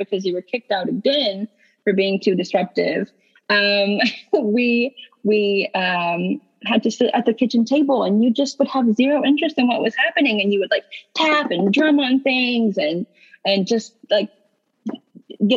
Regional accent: Eastern Kentucky, United States; I'm from Eastern Kentucky, where mental health is just not something that most people talk about

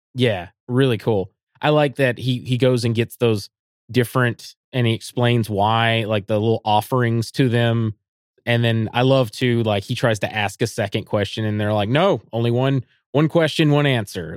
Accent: United States; as an American

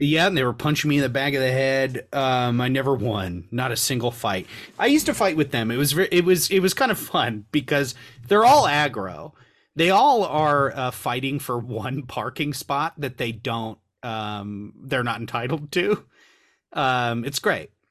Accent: Long Beach, California, United States; I am a Southern California native

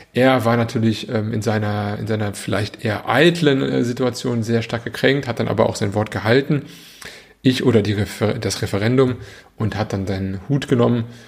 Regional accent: Germany; Bei uns in Deutschland

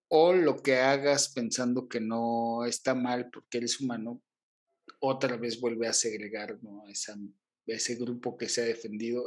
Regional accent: Mexico; soy mexicano

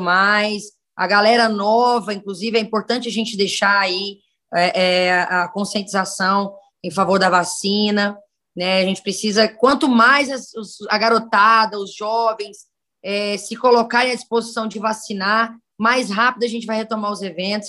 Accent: Araguaína, Tocantins, Brazil; moved away; also born or lived in Northeast Brazil; Eu sou criada no estado do Tocantins, tenho uma história em vários lugares, né, inclusive pelo Nordeste

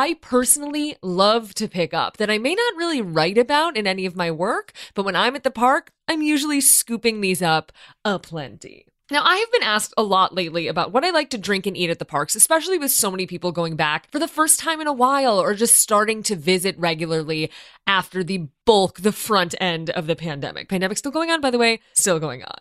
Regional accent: Midwest, United States; My Midwesternness

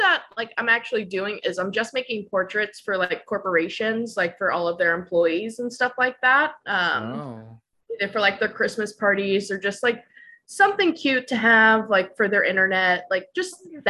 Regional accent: New Orleans, Louisiana, United States; Yeah, I'm from New Orleans. I was a military brat, so I've lived all over the country, but my whole family's from there, been there pretty much most of my life.

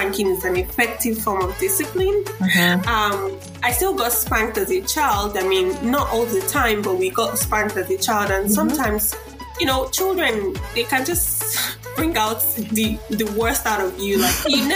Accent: Nigeria; moved away as an adult; now in Australia; I'm coming from Africa to a Western culture

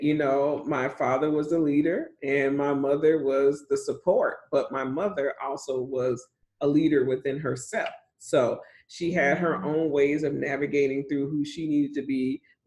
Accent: Chicago, Illinois, United States; now in Texas, United States; I grew up in Chicago. I grew up as a little girl on the West Side. Then we got moved out.

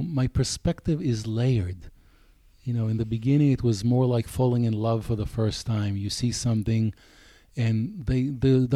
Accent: Israel; English is a second language; moved away as an adult; also born or lived in Tel Aviv / England; now in United States; I grew up a boy in Israel

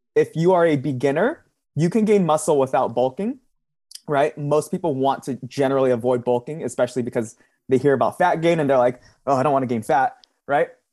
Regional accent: Southern California, United States; I'm from Southern California

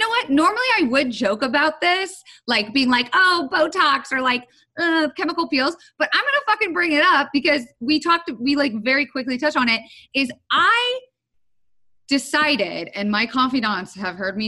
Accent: Florida, United States; I am from Florida

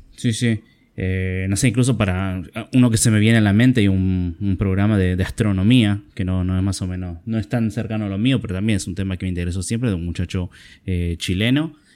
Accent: Argentina; como argentino

